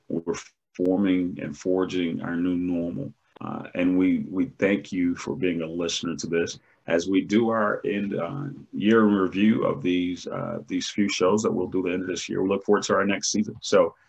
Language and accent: English; United States; We as an American people